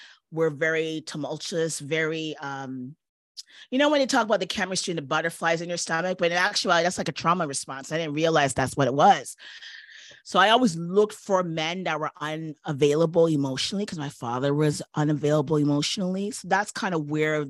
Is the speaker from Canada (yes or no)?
yes; Toronto, Ontario, Canada; moved away as an adult; also born or lived in New York; I had no family because I was from Toronto and I was in New York at the time